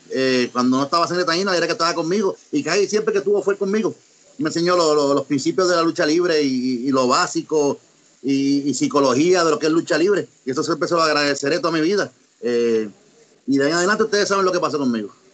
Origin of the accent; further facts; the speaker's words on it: Ponce, Puerto Rico; also born or lived in United States; yo soy nacido en Estados Unidos, soy, soy ponceño, pero nacido y tuve tiempo allá, soy, bilingüe, hablo los dos idiomas